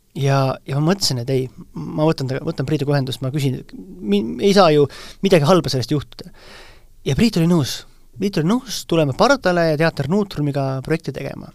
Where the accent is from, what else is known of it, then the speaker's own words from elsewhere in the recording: Vainupea, Lääne-Viru County, Estonia; minu, minu kodukandis Vainupea kabelis